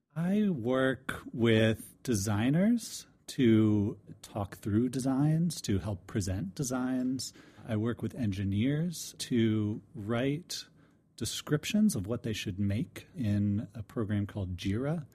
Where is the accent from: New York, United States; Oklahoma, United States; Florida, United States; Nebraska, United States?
Florida, United States; DeLand; I'm from DeLand, Florida.